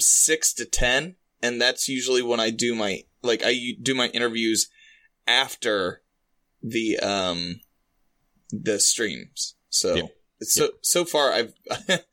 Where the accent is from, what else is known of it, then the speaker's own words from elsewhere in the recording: American Midwest, United States; I'm from the American Midwest